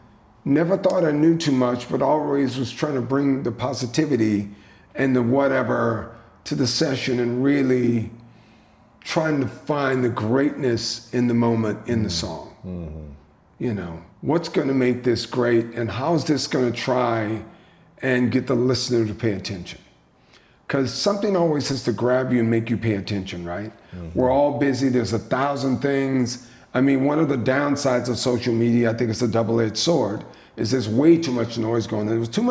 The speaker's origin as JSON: {"language": "English", "region": "the South", "country": "United States", "tie": "born or raised there", "said": "So growing up in the South, eating the best"}